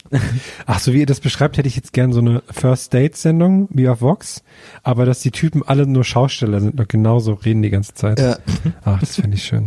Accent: Thuringia, Germany; in Thüringen ist jetzt zum Beispiel in meinem Heimatdorf

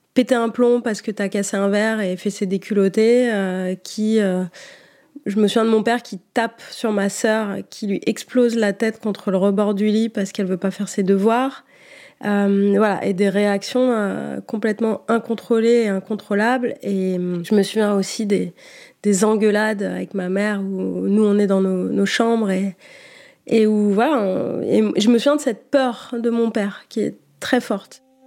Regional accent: Niort, Nouvelle-Aquitaine, France; Ma mère m'inscrit euh, au conservatoire de Niort, euh, où j'étudie pendant quelques années

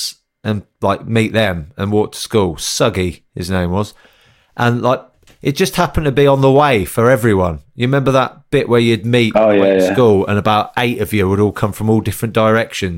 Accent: Northampton, East Midlands, United Kingdom; Growing up in Northampton

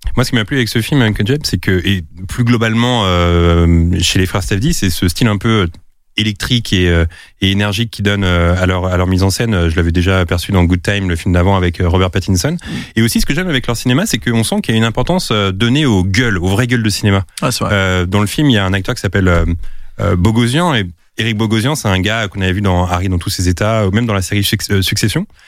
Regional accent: Drancy, Île-de-France, France; je viens de la ville de Drancy

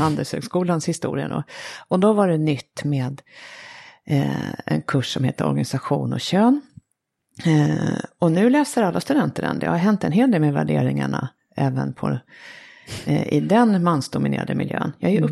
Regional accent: Sweden; som svensk

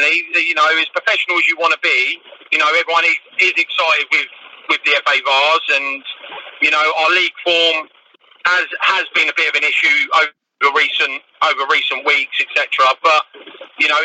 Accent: Canterbury, South East England, United Kingdom; I'm born and bred Canterbury.

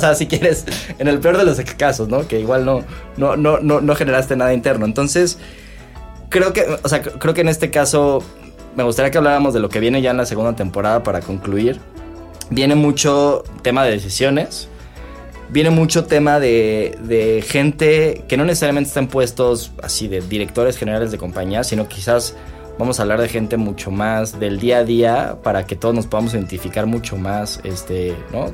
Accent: Mexico; como mexicano

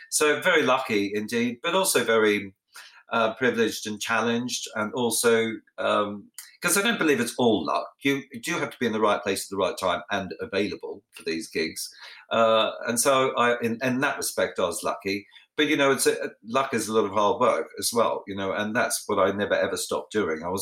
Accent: Australia; obviously the first one is about my life growing up in Australia, and a lot of people don't know I'm Australian because I have, you know, I speak beautifully like the Queen

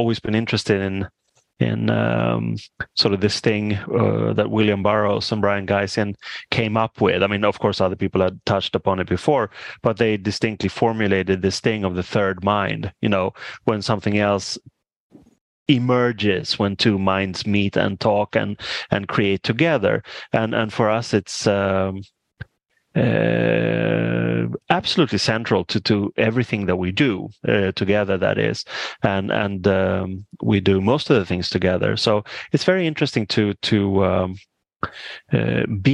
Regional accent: Stockholm, Stockholm County, Sweden; I grew up in Stockholm, which is the capital.

